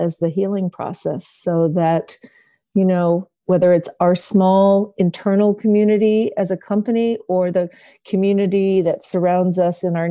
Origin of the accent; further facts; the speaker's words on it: New York City, New York, United States; I grew up in Manhattan